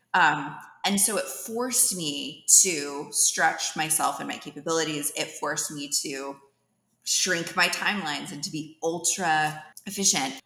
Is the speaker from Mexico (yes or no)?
no; Dublin, California, United States; moved away as an adult; also born or lived in San Francisco, California; now in Atlanta, United States; I grew up in the East Bay, in the San Francisco Bay Area, from Dublin